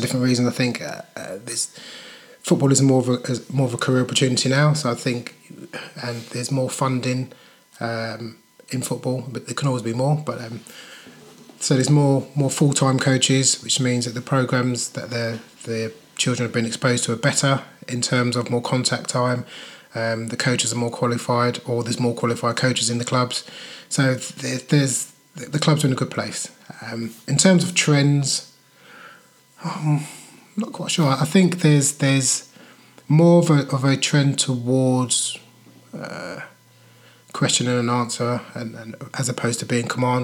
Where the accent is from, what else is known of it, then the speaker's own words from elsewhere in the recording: London, United Kingdom; I grew up in London